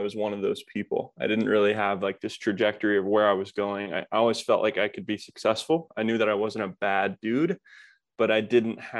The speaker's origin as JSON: {"language": "English", "town": "Kokomo", "region": "Indiana", "country": "United States", "tie": "born or raised there", "said": "I grew up in the Midwest, more of a blue collar town. It's called Kokomo, Indiana"}